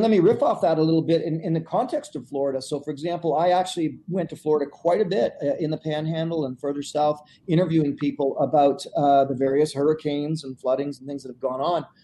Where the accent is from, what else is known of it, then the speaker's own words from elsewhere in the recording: Canada; I said portage because I'm Canadian. That's how you say it